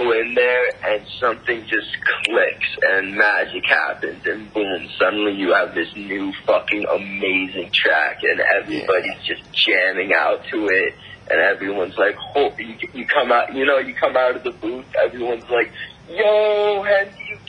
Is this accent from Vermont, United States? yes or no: yes; Burlington, Vermont, United States; born there; also born or lived in Montreal / Tennessee; I wasn't born here. I was born in the States. I was born in Burlington, Vermont.